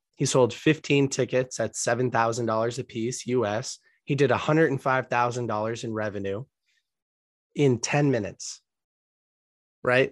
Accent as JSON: {"language": "English", "country": "United States", "tie": "born or raised there", "also_born_or_lived": "Boston, Massachusetts area / Colombia", "said": "I was born in the United States"}